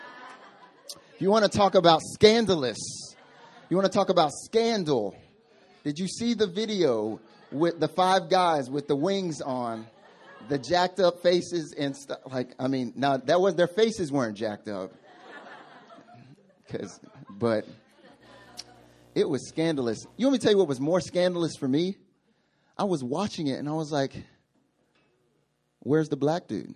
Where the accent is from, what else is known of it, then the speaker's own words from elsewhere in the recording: the South, United States; I'm from the South. I'm from the countryside of in America, and so we have weird sayings